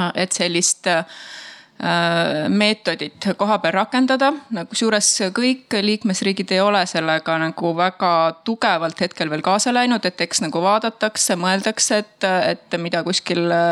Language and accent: Estonian; Tartu, Tartu County, Estonia; mina tulen Tartust ja Tartumaalt